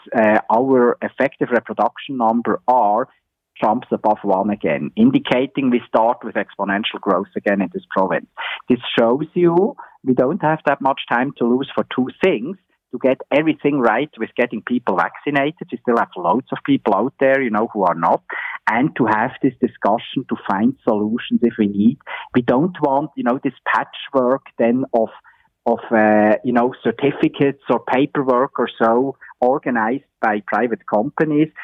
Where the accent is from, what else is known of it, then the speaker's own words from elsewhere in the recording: Switzerland; now in Ontario, Canada; my home country in Switzerland